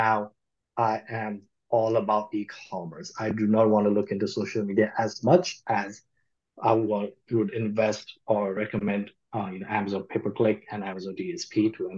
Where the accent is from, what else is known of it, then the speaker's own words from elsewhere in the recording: Nepal; moved away as an adult; also born or lived in Louisiana, United States; now in United States; So I grew up in Nepal. I came to the United States to study.